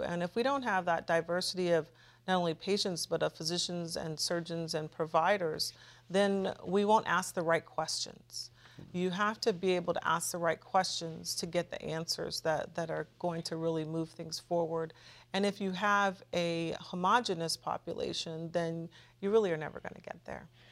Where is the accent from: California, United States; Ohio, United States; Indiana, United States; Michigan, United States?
California, United States; Los Angeles; moved away as an adult; also born or lived in New Hampshire; I grew up in Los Angeles, California, in a neighborhood called Baldwin Hills, View Park area.